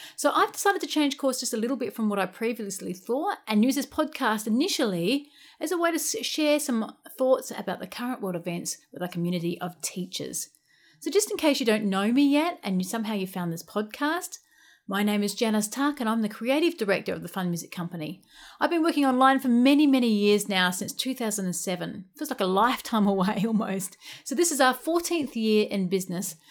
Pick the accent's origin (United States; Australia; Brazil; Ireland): Australia; also born or lived in United Kingdom; I'm an Aussie backpacker